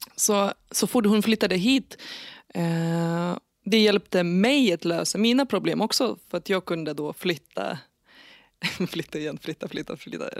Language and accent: Swedish; Lithuania; Swedish is a second language; moved away as an adult; now in Nyköping, Sweden; jag föddes i Litauen 1989